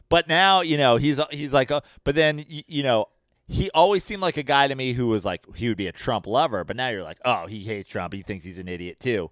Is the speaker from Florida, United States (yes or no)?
no; New York, United States; I'm from New York